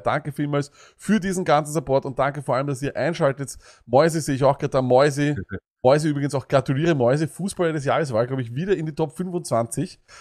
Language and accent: German; Austria; bei uns in Österreich